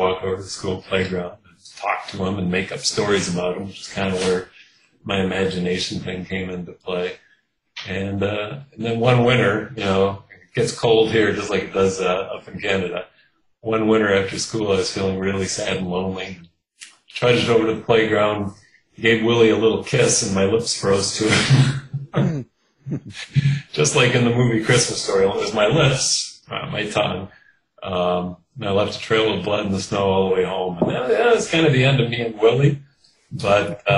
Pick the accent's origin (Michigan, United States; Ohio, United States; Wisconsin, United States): Wisconsin, United States; Kenosha; now in Milwaukee, United States; I grew up in Kenosha, Wisconsin, which is the southeast corner of the state.